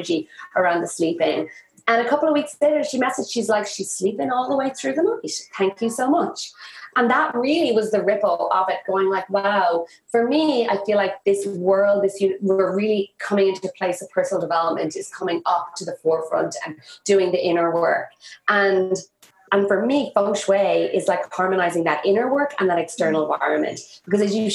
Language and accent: English; Ireland; moved away as an adult; also born or lived in India; I moved back to my hometown, or I moved back to Ireland